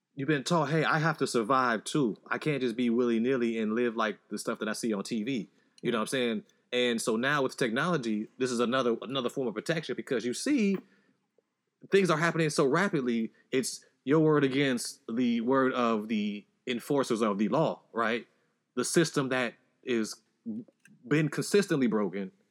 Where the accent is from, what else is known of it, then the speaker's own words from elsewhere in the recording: Chicago, Illinois, United States; I grew up in Chicago, you know, Southside